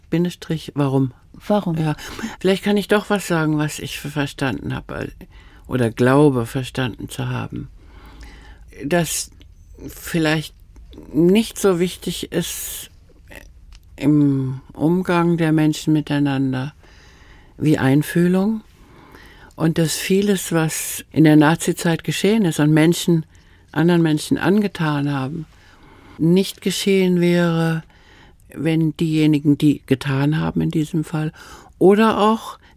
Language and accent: German; Austria; accent: Austrian; first language Austrian German; Ich weiß, meine Mutter hat mir erzählt, dass meine erste Sprache, ich habe Österreichisch gesprochen.